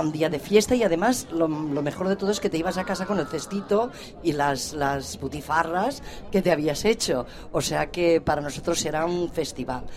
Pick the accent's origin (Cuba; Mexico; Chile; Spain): Spain; Sant Boi de Llobregat, Catalonia; Yo soy catalana de pura cepa y, además samboyana